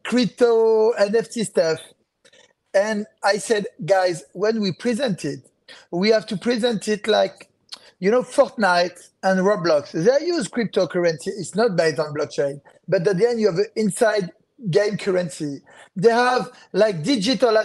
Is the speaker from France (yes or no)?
yes; France; accent: French; English is a second language; people know that I'm French regarding to my accent.